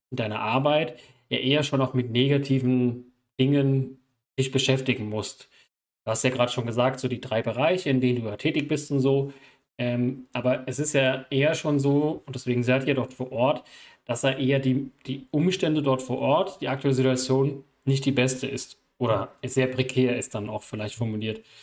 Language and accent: German; Gambia; German is a second language; das ist nicht selbstverständlich bei uns in Gambia